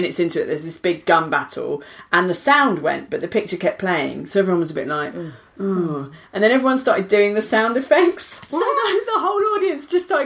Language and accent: English; London, United Kingdom; I grew up there. I grew up in Nunhead